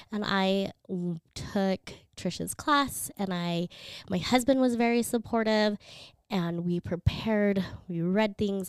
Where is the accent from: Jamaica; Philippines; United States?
Philippines; moved away; I was born in the Philippines.